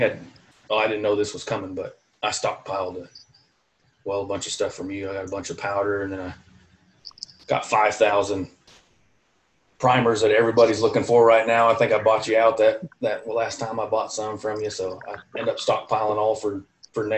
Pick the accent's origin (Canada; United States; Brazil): United States; Iowa; moved away as an adult; also born or lived in Alaska; I grew up in Iowa